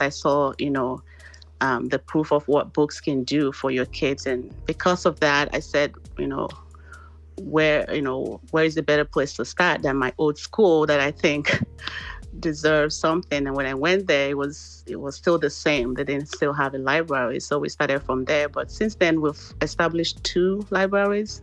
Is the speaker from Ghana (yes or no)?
no; Nigeria; moved away as an adult; now in Texas, United States; originally I'm from Nigeria. I actually moved down to US um, in 2005 to join my husband